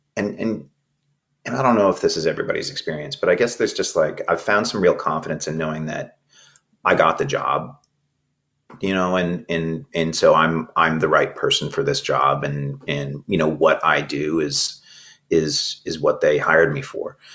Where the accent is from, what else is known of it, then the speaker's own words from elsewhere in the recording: Maple Ridge, British Columbia, Canada; also born or lived in Toronto / Vancouver; I grew up in Maple Ridge, uh, and then I was in Toronto at the beginning uh, for 2003 to 2005, and then I've been back in Vancouver since then